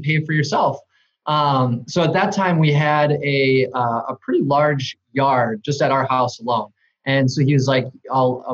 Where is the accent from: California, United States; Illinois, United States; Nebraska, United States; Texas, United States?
Illinois, United States; Johnsburg; I grew up in Johnsburg, which is what northwest of the city of Chicago, basically in Wisconsin